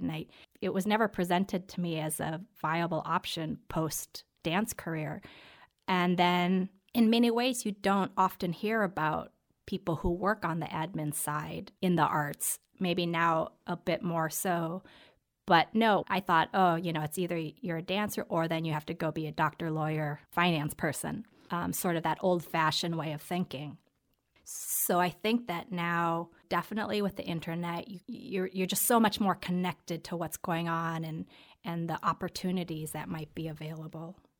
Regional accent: Minnesota, United States; also born or lived in Korea; now in Hudson Valley, United States; I grew up in Minnesota

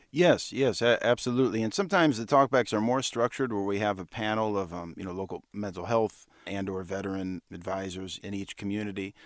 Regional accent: Cleveland, Ohio, United States; my hometown in Cleveland

